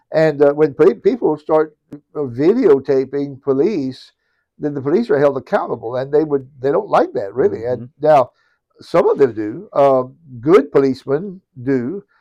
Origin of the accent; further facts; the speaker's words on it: Cajun country, Louisiana, United States; accent: Cajun; I'm a born and bred Cajun, uh, nestled right here in Cajun country